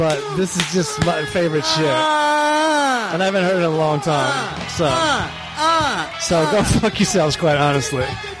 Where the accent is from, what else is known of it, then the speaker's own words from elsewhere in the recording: Washington, District of Columbia, United States; I'm from 30 miles away in D.C.